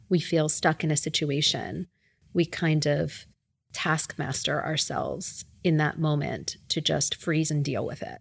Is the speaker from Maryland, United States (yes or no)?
no; Philadelphia, Pennsylvania, United States; moved away; I growing up in Philadelphia, uh, where my parents and my brother still reside